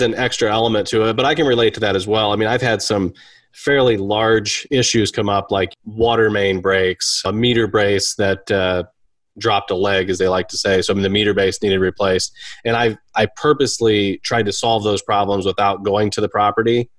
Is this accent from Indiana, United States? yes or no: yes; Kendallville, Indiana, United States; I'm from Kendallville, Indiana